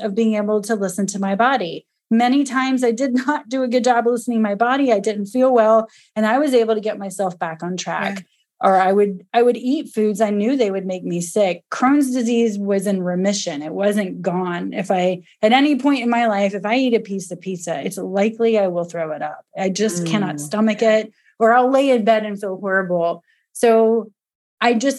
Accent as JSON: {"language": "English", "region": "Georgia", "country": "United States", "said": "we're from Georgia where it's hot. We don't get snow."}